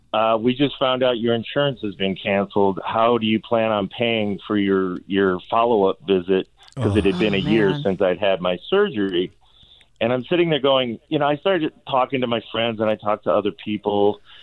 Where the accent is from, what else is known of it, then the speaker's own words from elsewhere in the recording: Chicago, Illinois, United States; I just turned 60 in May, and I'm like, I've been living with this. I mean, I grew up in Chicago.